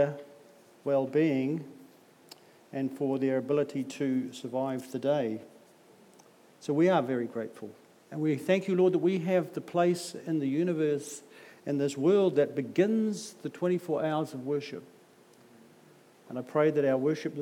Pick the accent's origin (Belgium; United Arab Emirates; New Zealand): New Zealand; Auckland; I'm from South Auckland